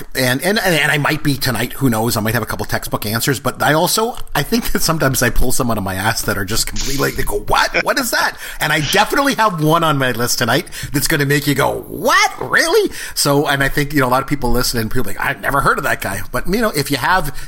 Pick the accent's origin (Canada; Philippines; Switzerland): Canada; we're both Canadian